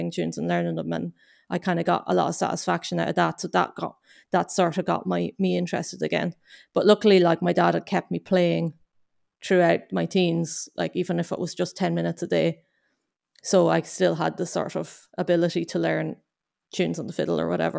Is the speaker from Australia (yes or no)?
no; Loch Duff, County Cavan, Ireland; moved away as an adult; now in Glasgow, United Kingdom; I'm from County Cavan in Ireland